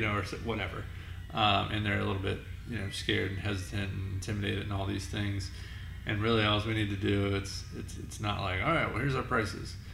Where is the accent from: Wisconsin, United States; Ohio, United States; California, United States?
Ohio, United States; northeast; Very small town, northeast Ohio